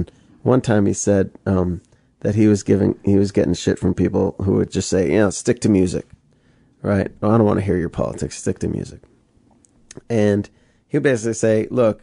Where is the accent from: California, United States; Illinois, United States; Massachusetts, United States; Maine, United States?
Massachusetts, United States; outside Boston; I was born outside Boston.